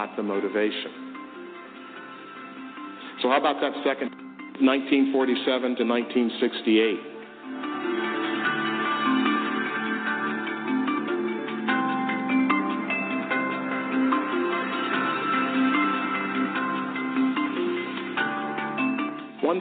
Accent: Memphis, Tennessee, United States; I grew up in Memphis, Tennessee

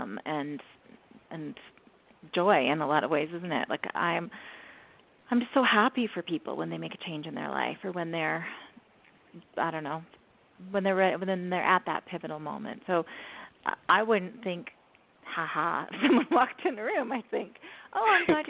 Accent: Canada; accent: Canadian; my Canadian accent

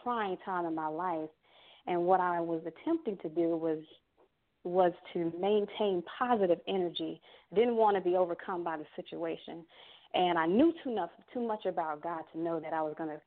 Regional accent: Miami Gardens, Florida, United States; I am originally from Miami, Florida. I grew up, you know, with my mother and my brothers and sisters out of Carroll City, Florida

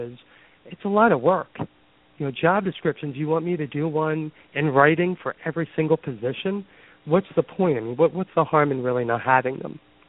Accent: Philadelphia, Pennsylvania, United States; now in Boston, United States; I am originally from Philadelphia and have been in the Boston area for the past 25 years.

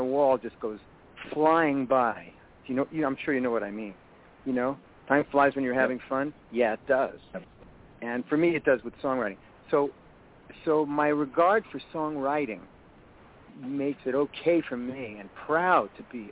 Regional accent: New York, United States; I'm from New York

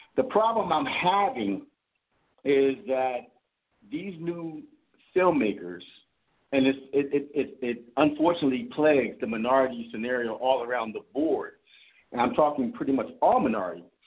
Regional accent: Philadelphia, Pennsylvania, United States; I'm from Philadelphia

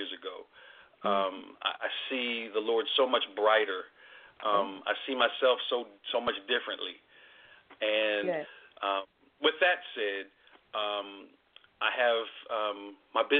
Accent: Trenton, New Jersey, United States; also born or lived in North Carolina; now in Austin, United States; I'm originally from Trenton, New Jersey.

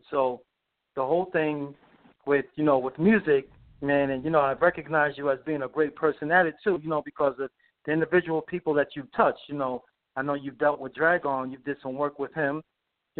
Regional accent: New York City, New York, United States; also born or lived in Brooklyn; we're both from the Bronx

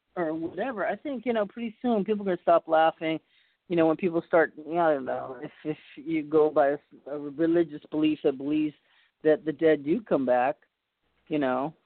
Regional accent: Boston, Massachusetts, United States; now in California, United States; I was born in Boston, and we're all from back east

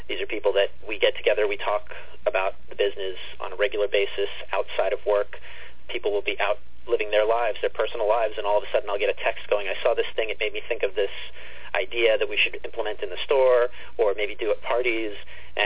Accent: East Meadow, New York, United States; back in East Meadow, in my hometown where I was born and grown up

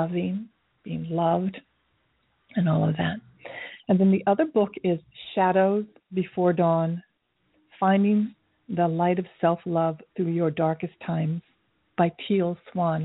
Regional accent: Tokyo, Japan; moved away; I grew up in Tokyo during the Vietnam War, so in the 60s

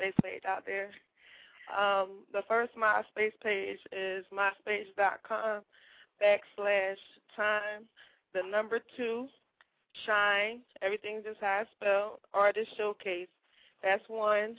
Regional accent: Philadelphia, Pennsylvania, United States; now in Atlanta, United States; I'm originally from Philadelphia, but I reside down here in the ATL

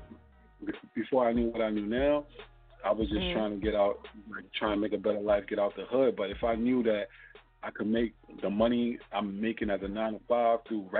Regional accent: Philadelphia, Pennsylvania, United States; now in Upper Darby, United States; Well, I'm from West, but I moved out to Delaware County, you know what I'm saying, Upper Darby, but I'm from West Philadelphia, but, you know what I mean, mom saved a little money, moved us up to the county

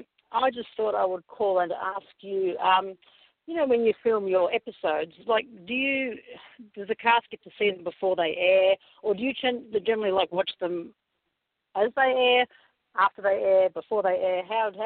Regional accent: Melbourne, Victoria, Australia; I am. Yeah.

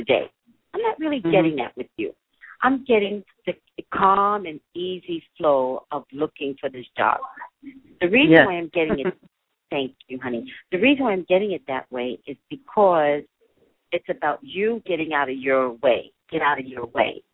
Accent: New York, United States; I'm a native New Yorker

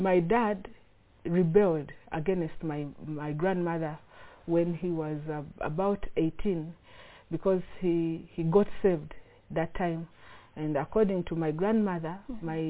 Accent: Uganda; I'm from Uganda

